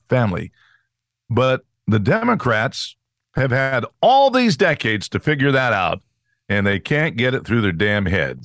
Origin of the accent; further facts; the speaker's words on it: California, United States; I grew up in California